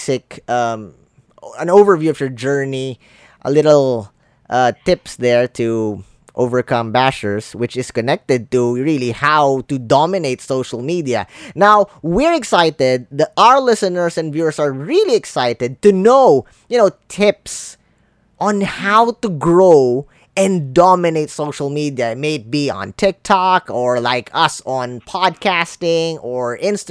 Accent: Philippines; English is a second language; I'm a Filipino. English not my first language.

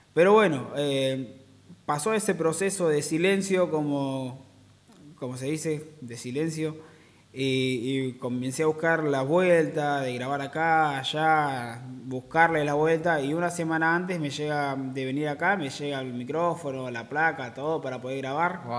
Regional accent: Neuquén, Argentina; also born or lived in Villa Regina, Río Negro; yo soy de Neuquén

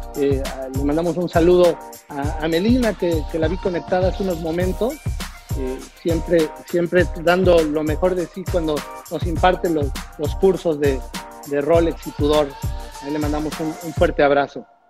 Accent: Mexico; nosotros como mexicanos

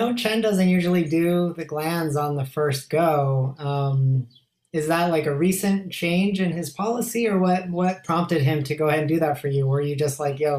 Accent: Denver, Colorado, United States; I was born in Denver

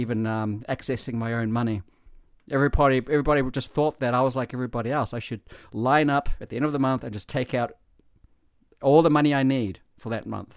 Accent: New Zealand; now in Japan; I come from New Zealand

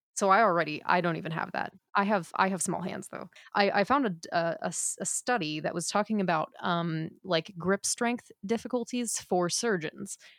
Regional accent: United States

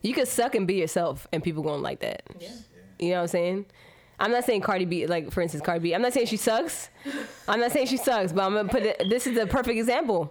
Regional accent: Miami, Florida, United States; I grew up in Miami

